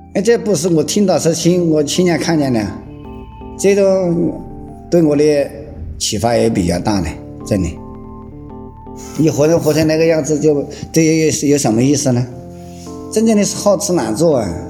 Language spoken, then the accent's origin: Chinese; Zitong, Sichuan, China; moved away as an adult; now in Wuxi, China; 今年五十六，我来自四川梓潼县